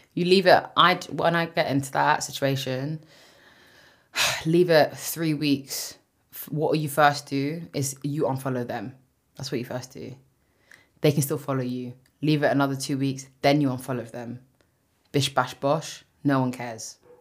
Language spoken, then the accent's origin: English; London, United Kingdom; for being from West London